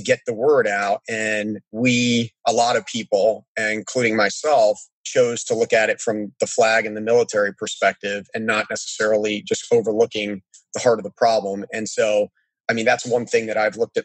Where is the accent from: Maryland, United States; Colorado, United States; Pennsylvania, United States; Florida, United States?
Maryland, United States; Annapolis; I grew up in Annapolis, Maryland, next to the Naval Academy.